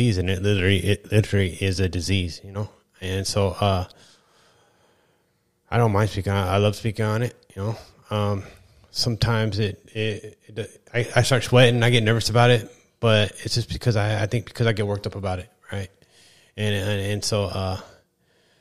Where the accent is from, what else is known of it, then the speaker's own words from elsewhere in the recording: East Kern, California, United States; I'm from the East Kern